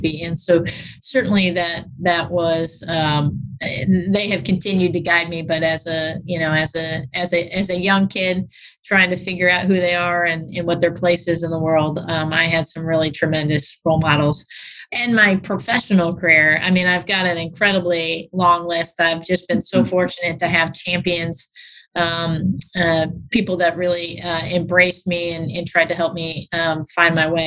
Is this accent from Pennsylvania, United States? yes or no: no; St. Louis, Missouri, United States; moved away as an adult; also born or lived in Muncie, Indiana; I grew up on the north side of the community, Florissant, uh, Ferguson area